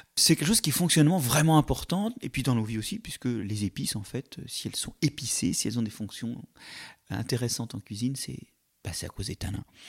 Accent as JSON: {"language": "French", "town": "Paris", "region": "Île-de-France", "country": "France", "tie": "born or raised there", "said": "vivant à Paris"}